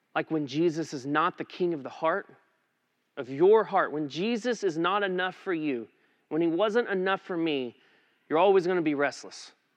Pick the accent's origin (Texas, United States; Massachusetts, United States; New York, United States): Texas, United States; Eastland; moved away as an adult; now in Aledo, United States; we had been living back in my hometown in Eastland